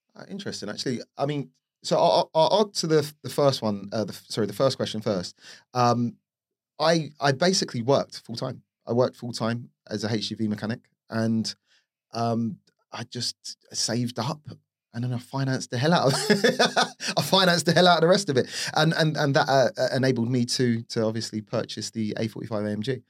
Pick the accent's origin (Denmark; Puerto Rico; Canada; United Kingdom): United Kingdom; London; grew up in Northwest London, or the outskirts of Northwest London, Harrow, uh, to be precise, Rainers Lane.